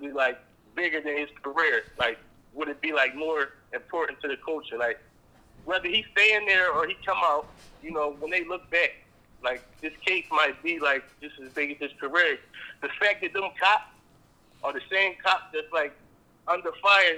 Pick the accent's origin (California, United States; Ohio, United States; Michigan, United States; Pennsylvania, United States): Pennsylvania, United States; Philadelphia; I'm from North Philly area